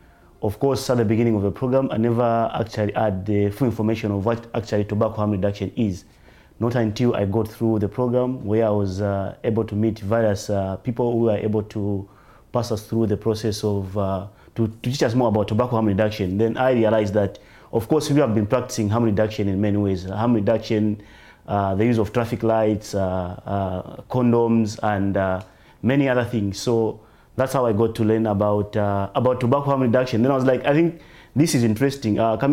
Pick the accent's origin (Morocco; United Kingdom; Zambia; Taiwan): Zambia